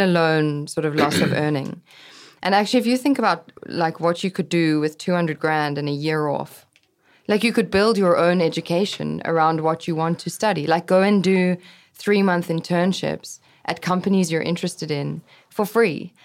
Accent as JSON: {"language": "English", "country": "South Africa", "tie": "born or raised there", "also_born_or_lived": "London / New York", "moved": "as an adult", "said": "growing up in South Africa"}